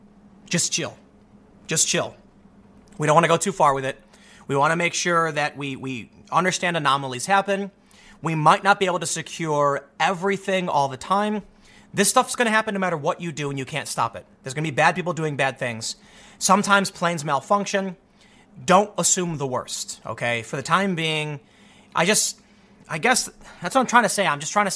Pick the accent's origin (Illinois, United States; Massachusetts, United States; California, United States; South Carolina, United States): Illinois, United States; Chicago; I'm from the South Side of Chicago, man. It was a mixed area. We had white people, black people, Latinos, Asians, and the cops don't care what color you are.